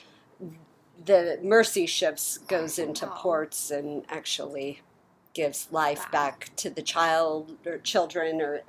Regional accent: California, United States; I grew up in Orange County, California.

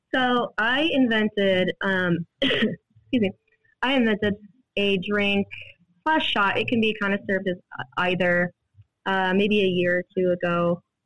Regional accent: Des Moines, Iowa, United States; now in Cedar Falls, United States; originally from Des Moines. Uh, I I, I, grew up in Des Moines and moved to Cedar Falls, Iowa for college

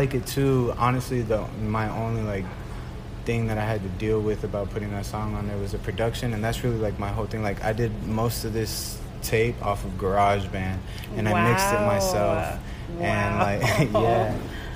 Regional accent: Atlanta, Georgia, United States; first language Spanish; English is a second language; also born or lived in Mexico; I'm born Mexican, my family only speaks Spanish, so that's my first language. But then I grew up in Atlanta

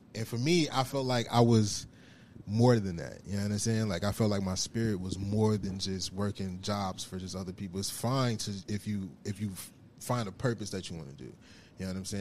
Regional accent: United States; growing up where I grew up in the South Side

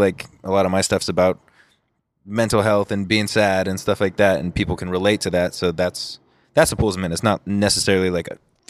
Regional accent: Huntington Beach, California, United States; I was born in Newport.

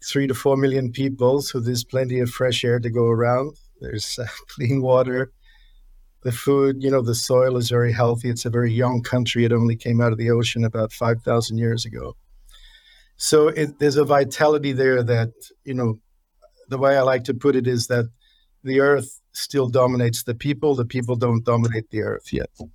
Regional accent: New Zealand; moved away as an adult; now in United States; growing up in New Zealand

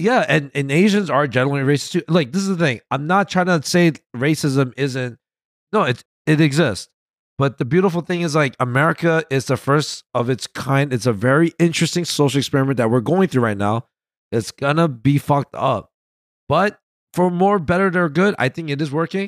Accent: New York, United States; growing up in New York

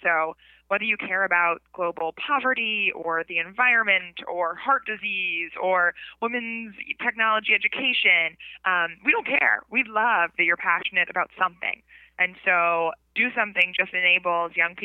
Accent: Mount Kisco, New York, United States; also born or lived in the Bronx, New York; now in Brooklyn, United States; I grew up in the Bronx and then Mount Kisco, and now I live in Brooklyn

